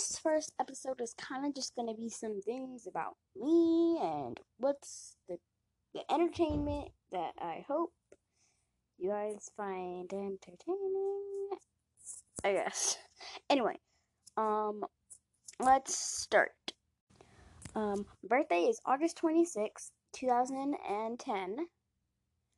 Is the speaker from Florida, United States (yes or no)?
yes; Florida, United States; I'm from Florida